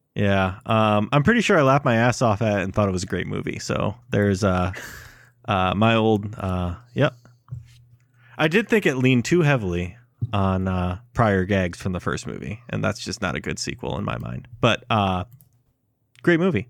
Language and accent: English; Waverly, Iowa, United States; my hometown of Waverly, Iowa